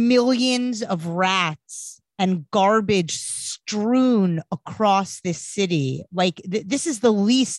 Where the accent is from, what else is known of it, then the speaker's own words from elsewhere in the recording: New York City, New York, United States; I am a born and raised New Yorker. I grew up in Queens.